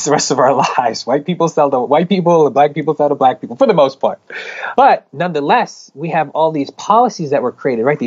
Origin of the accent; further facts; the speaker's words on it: Philadelphia, Pennsylvania, United States; moved away; When I was in Philly, that's my hometown